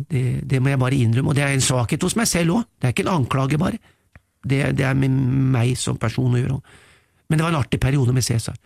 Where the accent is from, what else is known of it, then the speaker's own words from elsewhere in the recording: Norway; vi nordmenn